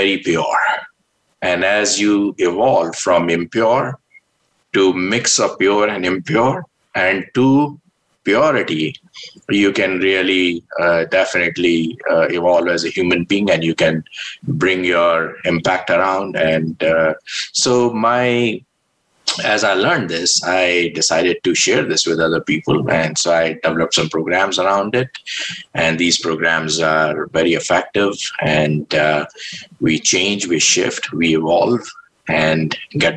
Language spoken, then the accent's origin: English; India; moved away; I was born in India